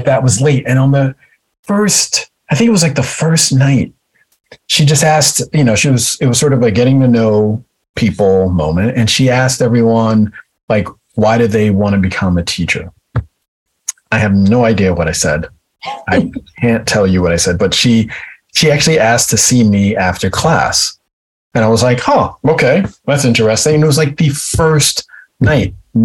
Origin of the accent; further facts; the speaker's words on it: White Plains, New York, United States; also born or lived in Maryland; I grew up in White Plains, New York, in a town called Greenberg